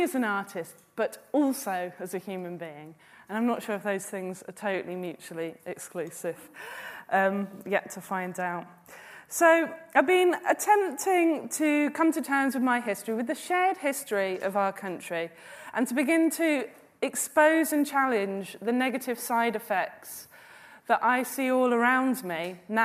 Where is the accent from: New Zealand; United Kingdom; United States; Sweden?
United Kingdom; London; I was born in the London Borough of Ealing in 1979